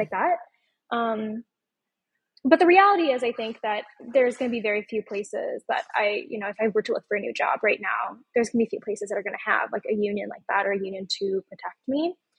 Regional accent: Omaha, Nebraska, United States; my hometown of Omaha, Nebraska.

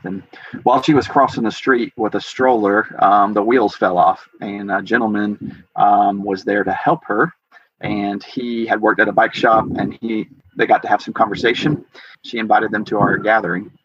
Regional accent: Georgia, United States; moved away as an adult; now in Ogden, United States; I grew up in Georgia

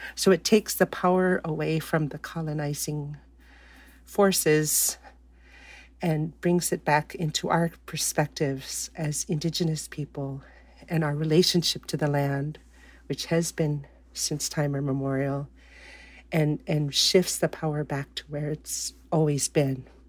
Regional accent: Fairbanks, Alaska, United States; also born or lived in Kaktovik; I was born and raised here in Fairbanks, where I live currently

